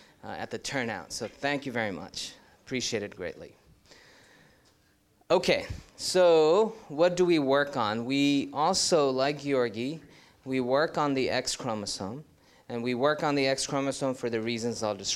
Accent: New York City, New York, United States; moved away as an adult; also born or lived in India / Ithaca, New York; now in Ann Arbor, United States; I hail originally from India, but then did most of my growing up in New York City

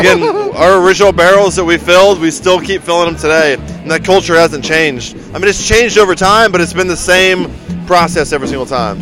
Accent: Fort Mill, South Carolina, United States; also born or lived in Alaska / Asheville, North Carolina; my hometown, Fort Mill, South Carolina

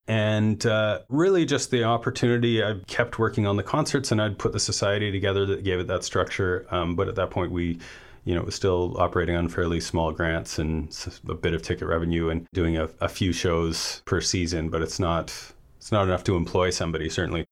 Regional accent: Vancouver, British Columbia, Canada; moved away as an adult; also born or lived in Comox Valley; now in Campbell River, Canada; I grew up in East Vancouver

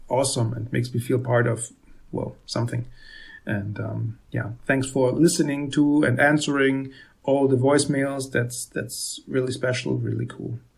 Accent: Vienna, Austria; now in Germany; born and raised in Vienna, and right now I live in a tiny town in Germany with my wife and daughter.

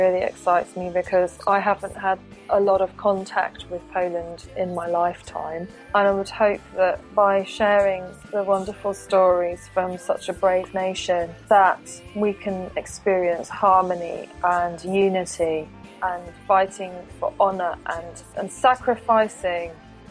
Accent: United Kingdom; Being a British person and being born in Great Britain

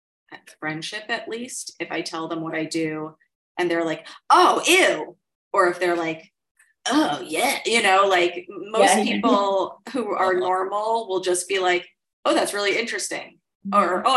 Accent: New York City, New York, United States; Upper East Side. If you can believe. Yeah.

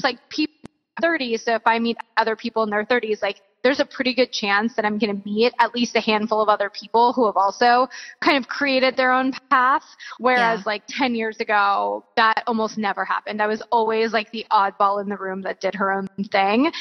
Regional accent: Florida, United States; moved away as an adult; now in California, United States; I'm originally from Florida. I moved to California

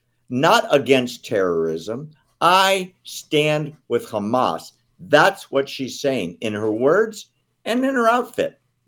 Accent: Indiana, United States; when I was a little boy, we were growing up in Indiana

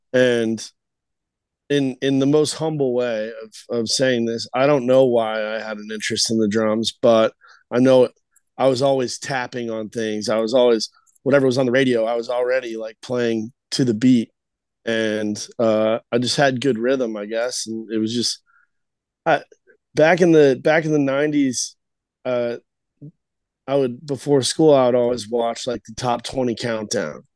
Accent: Albuquerque, New Mexico, United States; moved away as an adult; also born or lived in Los Angeles; now in Nashville, United States; I ended up staying in my hometown in Albuquerque

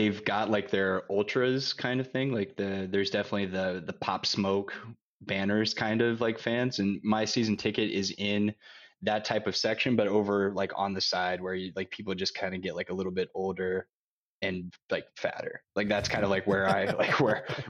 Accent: Indiana, United States; moved away as an adult; also born or lived in England; now in Germany; I'm originally from Indiana in the Midwest of the US

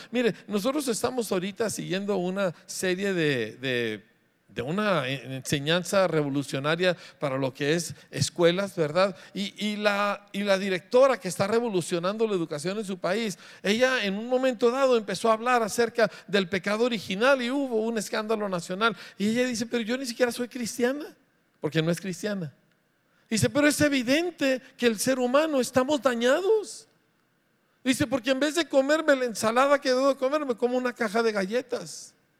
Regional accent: Mexico; somos mexicanos

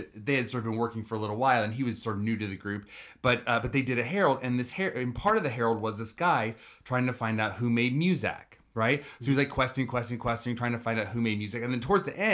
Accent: New Haven, Connecticut, United States; I was born in New Haven, Connecticut.

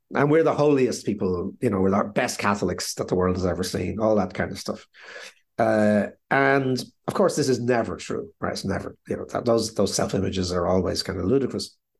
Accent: Ireland; being sixty-five and being Irish

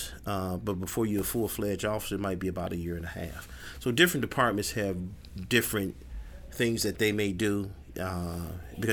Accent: Chicago, Illinois, United States; I grew up in Englewood

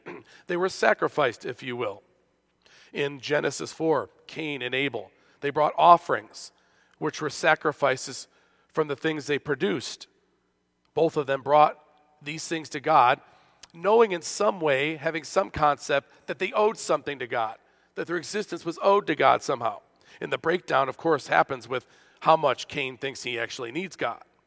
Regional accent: Buffalo, New York, United States; This is my hometown, as you know, of Buffalo

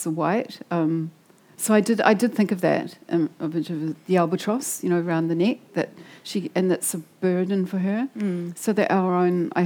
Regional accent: Wellington, New Zealand; I come from Wellington. Like, I grew up there. I grew up in Island Bay.

